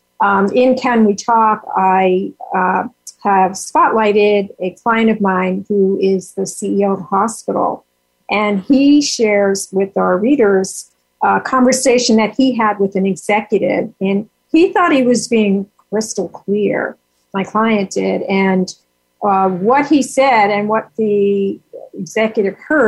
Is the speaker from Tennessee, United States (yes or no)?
no; New York, United States; I'm from New York